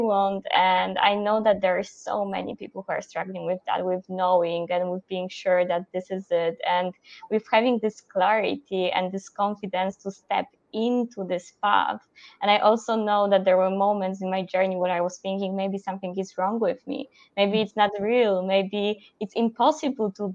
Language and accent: English; Poland; moved away as an adult; also born or lived in Netherlands; I'm from Poland